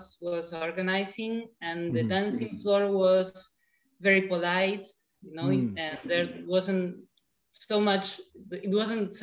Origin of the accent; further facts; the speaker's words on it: Zárate, Buenos Aires Province, Argentina; now in Buenos Aires, Argentina; I grew up nearby in a city called Zarate